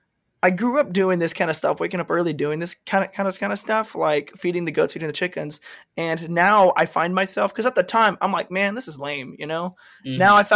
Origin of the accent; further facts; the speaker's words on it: Texas, United States; accent: Southern; I appreciate it. I'm from Texas. I grew up on a farm.